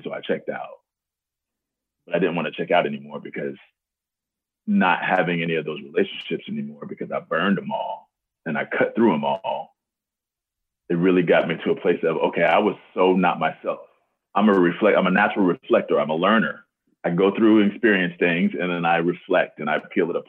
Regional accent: Texas, United States; also born or lived in Alabama; now in Seattle, United States; I'm from Texas

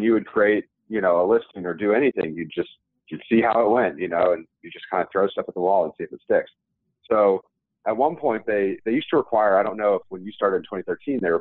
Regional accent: Atlanta, Georgia, United States; moved away as an adult; also born or lived in Ithaca, New York / Philadelphia; now in Wellington, United States; I was born and raised in Atlanta, which is really rare if you ever know people from Atlanta, because there's so many transient people there

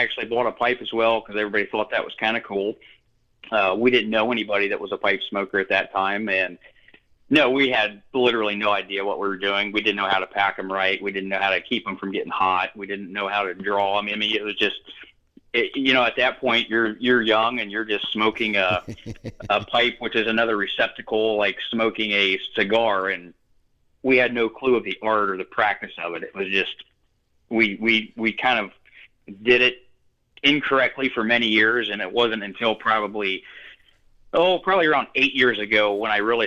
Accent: Northwest Ohio, United States; I've grown up in Northwest Ohio my entire life.

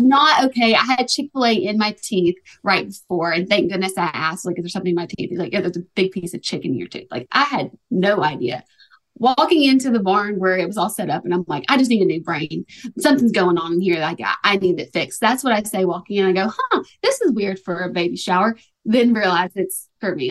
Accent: Tuscaloosa, Alabama, United States; moved away as an adult; also born or lived in Los Angeles; now in Nashville, United States; I'm from Alabama and I like, I'm from Tuscaloosa. I went to school, University of Alabama

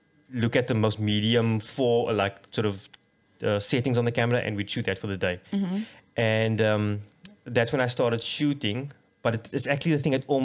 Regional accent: Cape Town, Western Cape, South Africa; we grew up on the Cape Flats and it was kind of rough out there

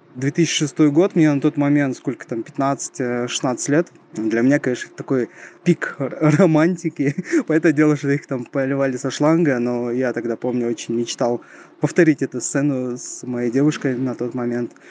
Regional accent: Shymkent, Kazakhstan; я из Казахстана, из самого южного города этой страны, из города Шимкент

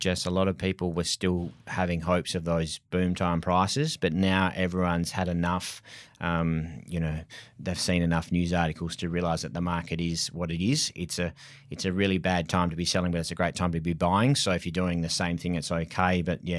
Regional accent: Mount Lawley, Western Australia, Australia; I was brought up in Mount Lawley, so totally different area.

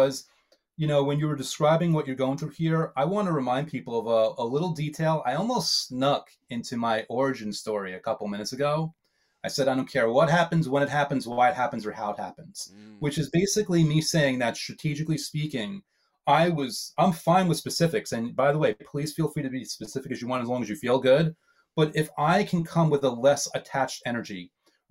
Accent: New York, United States; I'm a New Yorker

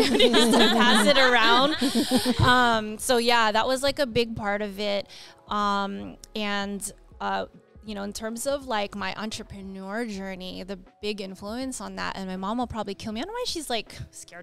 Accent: Diamond Bar, California, United States; also born or lived in Los Angeles, California; I was born in Los Angeles and I grew up in Diamond Bar

